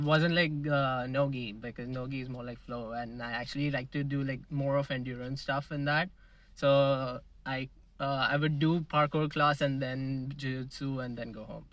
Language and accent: English; Mumbai, Maharashtra, India; moved away as an adult; now in Canada; I'm from Mumbai